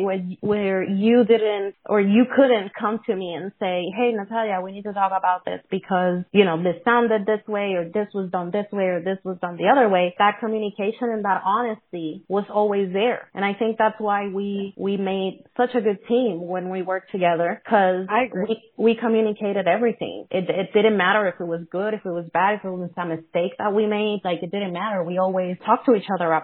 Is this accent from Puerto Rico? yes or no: yes; Puerto Rico; first language Spanish; English is a second language; now in United States; I'm Puerto Rican. And my first language is still Spanish.